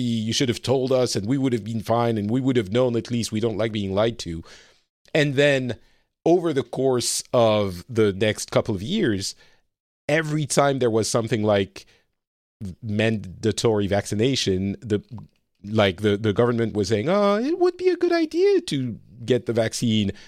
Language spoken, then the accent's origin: English; France; moved away as an adult; also born or lived in Lebanon; now in Finland; I live in Finland, uh, but I'm from France originally